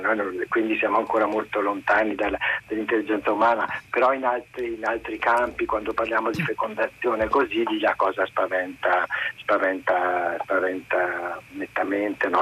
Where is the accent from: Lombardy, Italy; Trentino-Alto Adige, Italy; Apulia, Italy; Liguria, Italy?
Trentino-Alto Adige, Italy; Trento; now in Paris, France; io sono originario di Trento, sono vissuto in un paesino fuori, fuori città